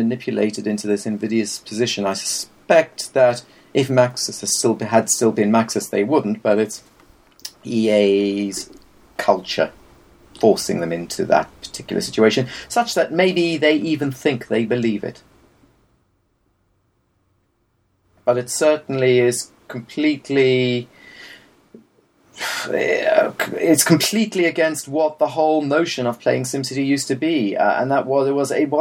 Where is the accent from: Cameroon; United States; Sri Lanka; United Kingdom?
United Kingdom; I'm very British.